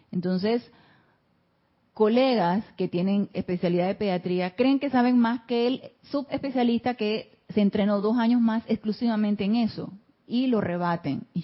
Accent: Mazatlán, Sinaloa, Mexico; Buenas tardes, soy de Mazatlán, Sinaloa.

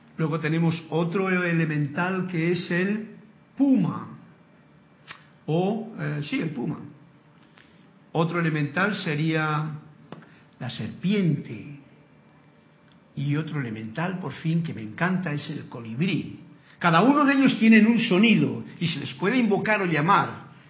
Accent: Spain; moved away; que es España y que es mi tierra personalmente

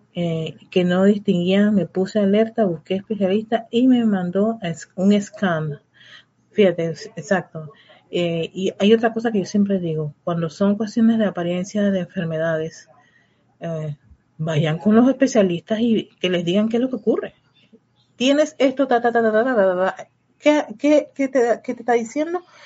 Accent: Panama; en el caso de mi país

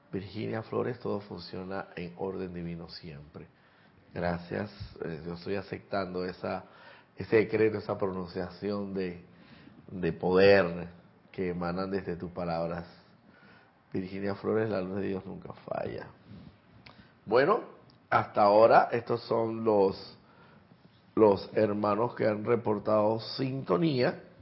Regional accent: Santiago de Veraguas, Veraguas, Panama; born there; Soy nacido también en Santiago de Veraguas.

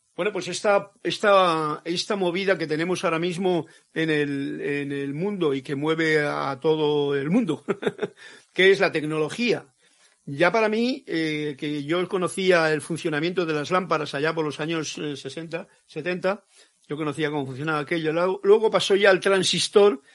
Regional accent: Castile, Spain; mi tierra, castellano

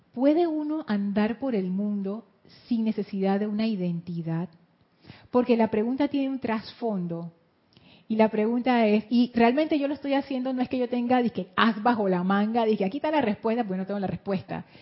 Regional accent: Panama; soy panameña y soy mujer

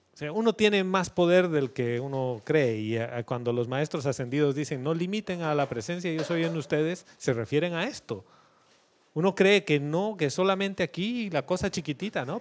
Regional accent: Bolivia; moved away as an adult; yo cuando salí de Bolivia hace 11 años pensé que iba a volver en uno y llevo 11 fuera

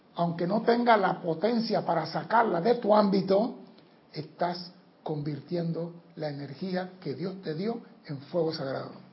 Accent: Panama; yo soy panameño.

